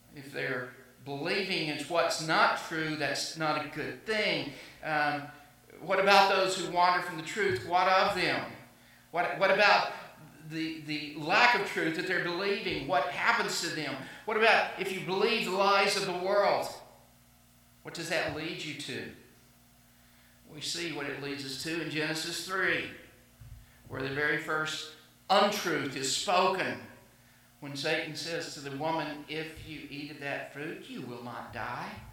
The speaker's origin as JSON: {"language": "English", "area": "the Bible Belt", "region": "the South", "country": "United States", "tie": "born or raised there", "said": "I grew up in the South in the Bible Belt, and so I was taught that way."}